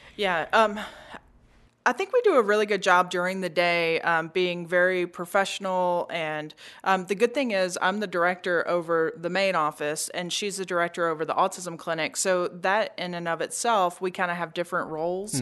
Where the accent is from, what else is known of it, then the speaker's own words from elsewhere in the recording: Memphis, Tennessee, United States; We were both born and raised in Memphis